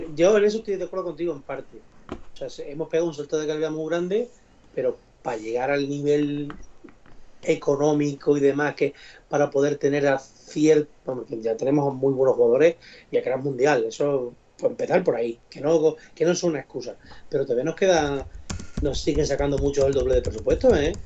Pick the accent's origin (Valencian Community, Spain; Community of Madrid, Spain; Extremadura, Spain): Extremadura, Spain; Don Benito; aunque sea de Don Benito